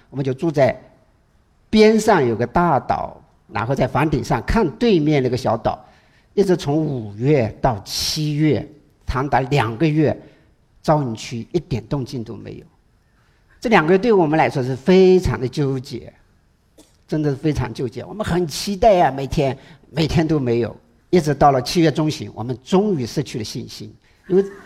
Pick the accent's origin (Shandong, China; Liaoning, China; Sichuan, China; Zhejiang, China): Zhejiang, China; Hangzhou; 我们杭州人